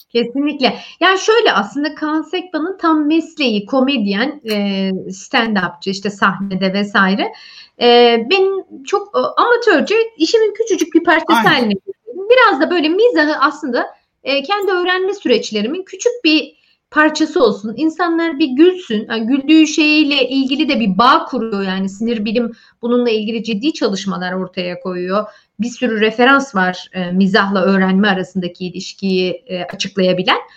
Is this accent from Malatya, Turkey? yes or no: yes; Malatya, Turkey; born or raised there; first language Turkish